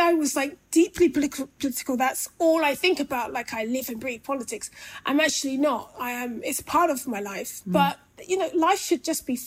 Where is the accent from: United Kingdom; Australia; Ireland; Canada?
United Kingdom; London; I grew up in Brixton and I grew up through two Brixton riots, 1981 and 95